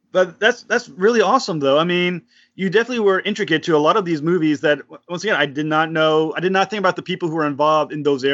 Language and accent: English; Rhode Island, United States; I'm from Rhode Island.